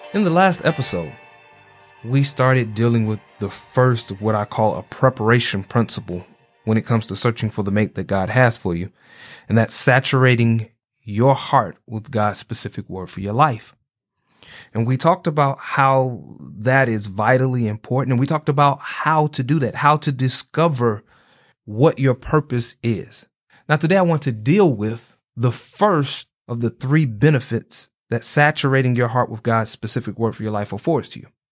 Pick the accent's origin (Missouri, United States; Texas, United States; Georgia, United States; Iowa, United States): Georgia, United States; Atlanta; I'm from Atlanta